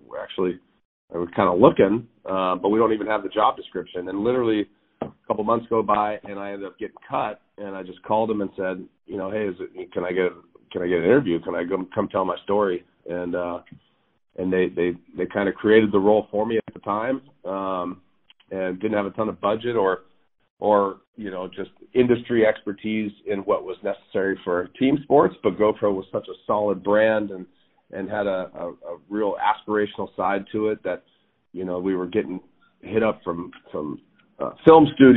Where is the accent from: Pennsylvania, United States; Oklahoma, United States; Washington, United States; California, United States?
California, United States; Corona; growing up in Southern California